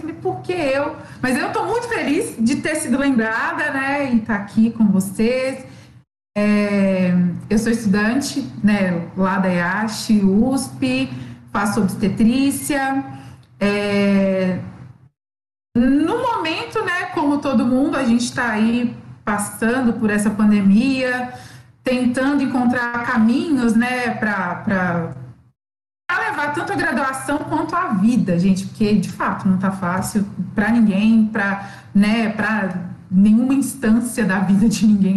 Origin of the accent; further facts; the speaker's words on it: Belo Horizonte, Minas Gerais, Brazil; eu sou de BH